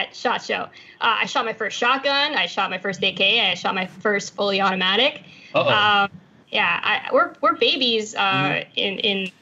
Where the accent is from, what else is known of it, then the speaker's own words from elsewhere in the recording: Suffolk County, Long Island, New York, United States; now in Florida, United States; I was raised in Suffolk County, the south side. By the Great South Bay area